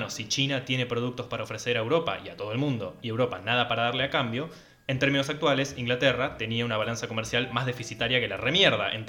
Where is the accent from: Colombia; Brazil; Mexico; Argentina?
Argentina; somos argentinos, contamos todo con vacas.